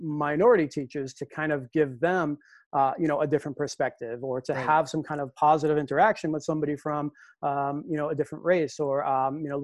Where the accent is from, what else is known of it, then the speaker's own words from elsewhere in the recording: Lowell, Massachusetts, United States; my time as a student growing up in Lowell